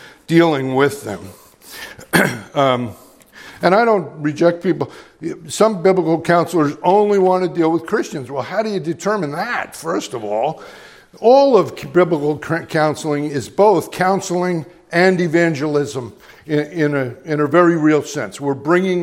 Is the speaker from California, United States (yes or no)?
no; Middleburg, Virginia, United States; preached in Middleburg, my hometown, at one of our local places